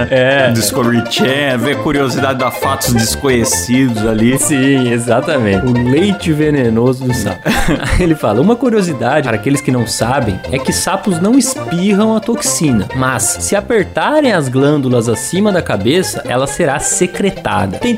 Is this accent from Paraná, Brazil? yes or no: yes; Paraná, Brazil; Fui funcionário público por cinco anos, trabalhava em minha cidade natal, no interior do Paraná